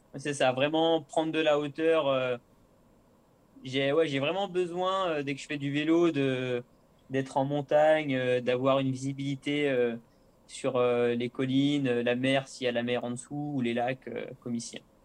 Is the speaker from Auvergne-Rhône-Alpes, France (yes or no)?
yes; La Motte-Servolex, Auvergne-Rhône-Alpes, France; also born or lived in Chambéry / La Biolle; je suis né à Chambéry, mais j'ai passé mon enfance à la mode Servolex